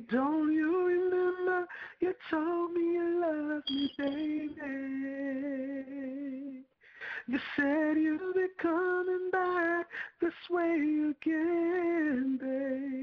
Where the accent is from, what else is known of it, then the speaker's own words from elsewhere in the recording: Newark, New Jersey, United States; I was from Newark. I was a young guy.